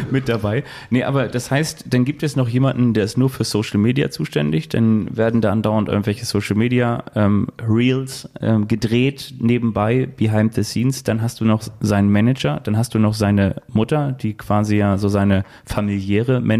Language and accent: German; Northern Germany, Germany; Auch, auch wenn man natürlich so als Norddeutscher immer so ein bisschen so aussieht